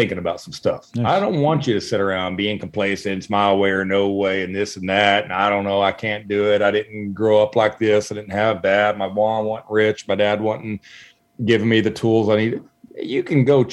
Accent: Zephyr, Texas, United States; now in Houston, United States; growing up in Zephyr, Texas, we went hunting and fishing and trapping

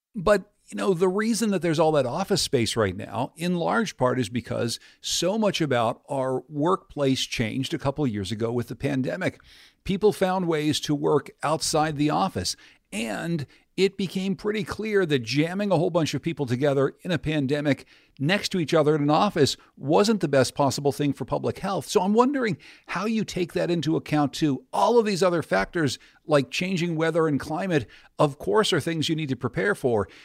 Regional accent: Pittsburgh, Pennsylvania, United States; my hometown of Pittsburgh, Pennsylvania

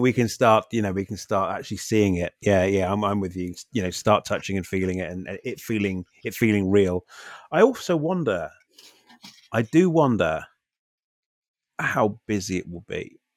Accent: United Kingdom; as a Brit, as a Brit

